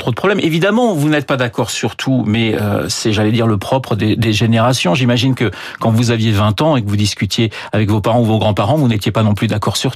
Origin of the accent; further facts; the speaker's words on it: France; now in United States; États-Unis, je suis française, oui. je reste